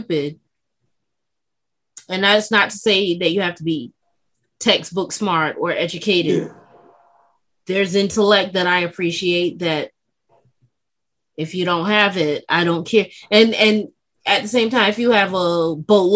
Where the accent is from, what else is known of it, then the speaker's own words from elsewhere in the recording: New York City, New York, United States; I'm from the Bronx